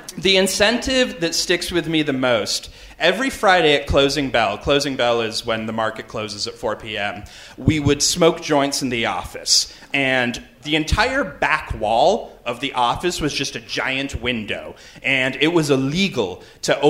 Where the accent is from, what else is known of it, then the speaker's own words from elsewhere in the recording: Canada; I'm from Canada